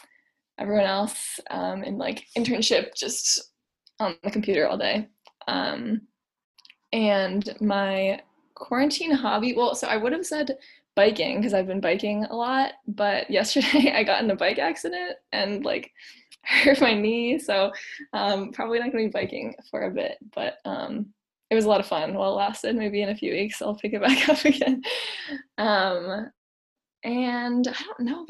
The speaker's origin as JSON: {"language": "English", "area": "Boston area", "region": "Massachusetts", "country": "United States", "said": "I'm from the Boston area, like 30 minutes outside"}